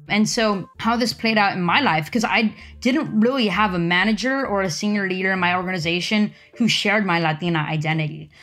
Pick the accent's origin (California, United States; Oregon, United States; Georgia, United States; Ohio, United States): California, United States; Los Angeles; now in Silicon Valley, United States; I'm from L A. That's where I grew up